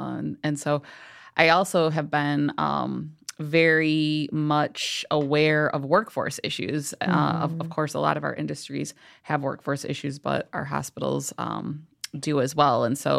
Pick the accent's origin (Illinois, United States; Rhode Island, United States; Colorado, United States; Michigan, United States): Michigan, United States; Kalamazoo; I'm born and raised in Kalamazoo, Michigan, and was hoping to go back after I was in Marquette University for my degree in Milwaukee, Wisconsin.